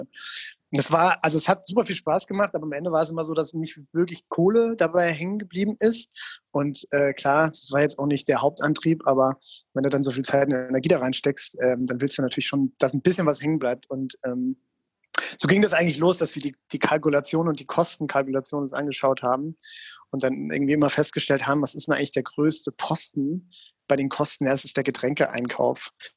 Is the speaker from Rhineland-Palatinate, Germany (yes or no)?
yes; Mainz, Rhineland-Palatinate, Germany; ich komme ja aus Mainz ursprünglich